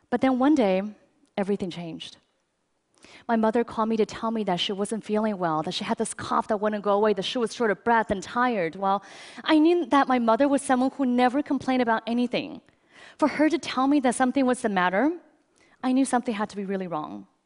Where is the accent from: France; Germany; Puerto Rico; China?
China; I grew up in China, and my earliest memories are of being rushed to the hospital because I had such bad asthma that I was there nearly every week.